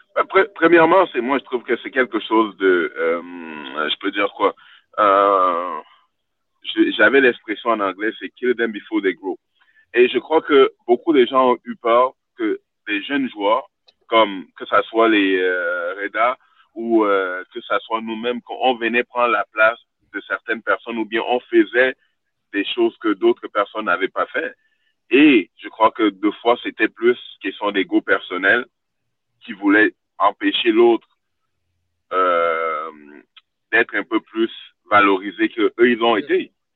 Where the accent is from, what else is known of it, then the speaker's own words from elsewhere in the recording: Montreal, Quebec, Canada; moved away as an adult; also born or lived in Sweden; J'ai grandi à Montréal-Nord, mes parents n'avaient rien